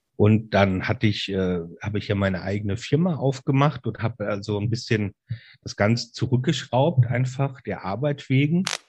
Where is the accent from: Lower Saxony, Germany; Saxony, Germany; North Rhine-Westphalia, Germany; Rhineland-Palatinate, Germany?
Rhineland-Palatinate, Germany; Mainz; Ich bin ein echter Mainzer Bub, also Mainzer, ähm, und mit Leib und Seele Rheinhesse